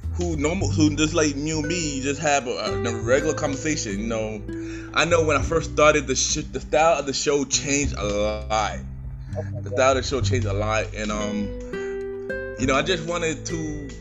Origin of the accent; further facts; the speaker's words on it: New York City, New York, United States; I'm from Brooklyn, New York.